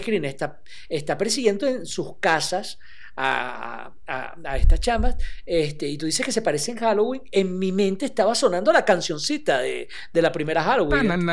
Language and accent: Spanish; Venezuela; nosotros somos de Venezuela y en Caracas pasan estas cosas.